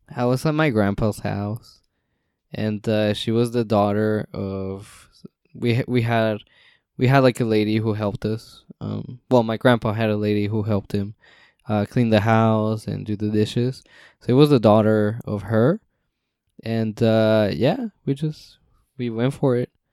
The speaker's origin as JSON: {"language": "English", "region": "West Coast", "country": "United States", "said": "we're from the West Coast, Best Coast"}